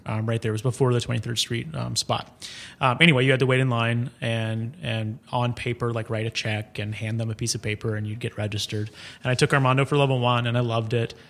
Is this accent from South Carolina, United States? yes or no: yes; Columbia, South Carolina, United States; now in New York, United States; I'm from Columbia, South Carolina